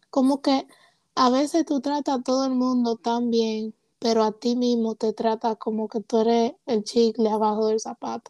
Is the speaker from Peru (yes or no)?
no; Puerto Rico; also born or lived in Rhode Island; now in Georgia, United States; soy de padre dominicano, nací en Rhode Island, crecí en Puerto Rico, ahora vivo en Georgia